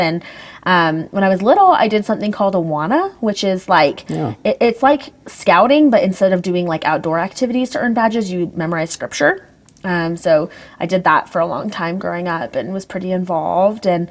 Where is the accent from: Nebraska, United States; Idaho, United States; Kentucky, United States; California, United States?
Idaho, United States; Meridian; growing up in Meridian, Idaho, everybody's LDS